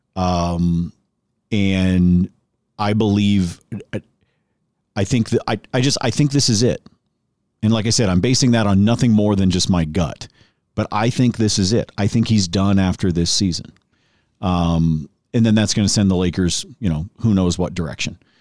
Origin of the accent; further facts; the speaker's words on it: Oregon, United States; moved away; I grew up in Oregon, and I was working in radio in Portland